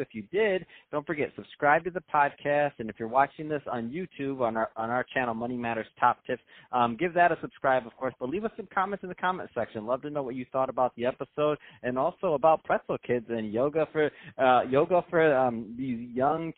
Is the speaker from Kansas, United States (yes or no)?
no; Michigan, United States; I'm from Michigan